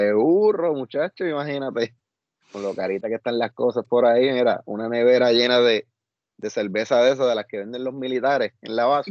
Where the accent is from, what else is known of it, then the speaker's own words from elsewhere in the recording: Añasco, Puerto Rico; en la urbanización donde yo me crié, en, en acá, en Añasco